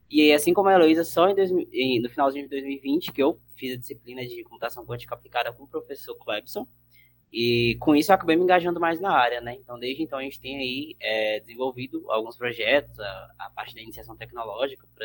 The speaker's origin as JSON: {"language": "Portuguese", "town": "Barreiras", "region": "Bahia", "country": "Brazil", "tie": "born or raised there", "also_born_or_lived": "Teixeira de Freitas", "said": "de lá, de Teixeira de Freitas, que é lá no sul da Bahia, mas basicamente eu fui criado aqui em Barreiras"}